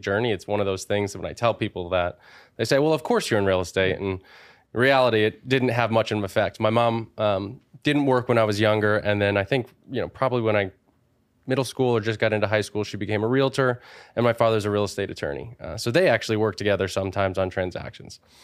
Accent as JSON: {"language": "English", "town": "Wallingford", "region": "Connecticut", "country": "United States", "said": "from a small town called Wallingford, Connecticut"}